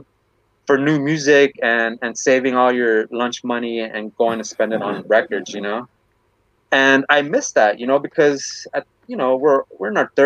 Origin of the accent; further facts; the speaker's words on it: Bell, California, United States; I'm a Chicano from Bell